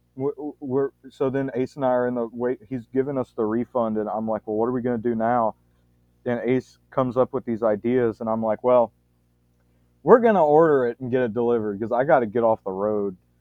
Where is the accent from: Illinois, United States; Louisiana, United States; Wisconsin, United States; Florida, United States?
Louisiana, United States; I'm from Louisiana too